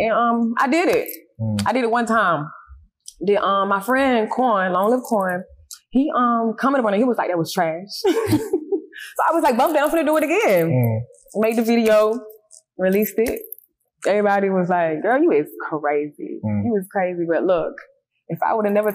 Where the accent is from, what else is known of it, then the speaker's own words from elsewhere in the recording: Milledgeville, Georgia, United States; moved away as an adult; now in Atlanta, United States; being from Millersville, growing up in Millersville